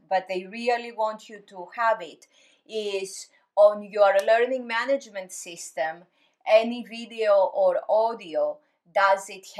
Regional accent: Greece; moved away; I grew up in Greece.

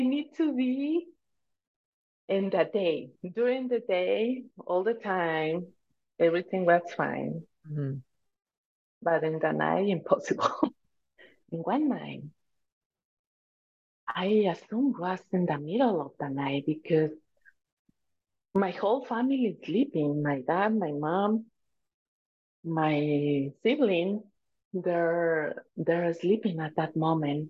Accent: Tijuana, Baja California, Mexico; first language Spanish; English is a second language; I was born in a Mexican family. I was born in Tijuana, Mexico. In also is California, but Baja California.

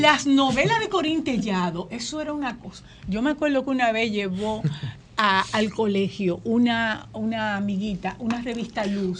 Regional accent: Azua, Dominican Republic; yo vengo de un pueblo en el que todo el mundo leía

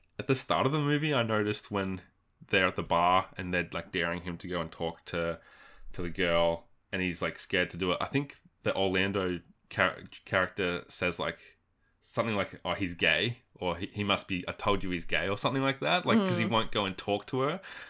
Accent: Australia; which sometimes happens as an Aussie, you're like, come on, what is this?

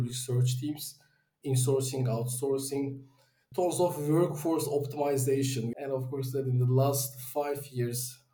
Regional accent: Istanbul, Turkey; I'm originally from Turkey, Istanbul

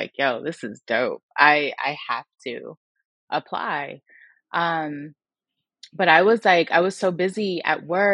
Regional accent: Miami, Florida, United States; I'm from Miami, Florida, born and raised.

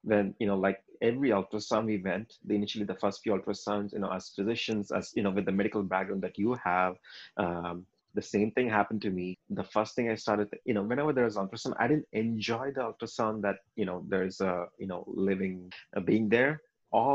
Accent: India; we are Indian

